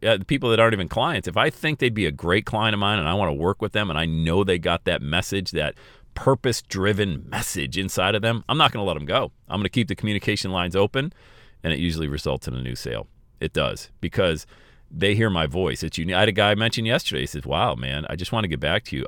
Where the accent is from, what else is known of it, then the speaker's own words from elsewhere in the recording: Bradford, Pennsylvania, United States; I grew up on Elm Street in Bradford, P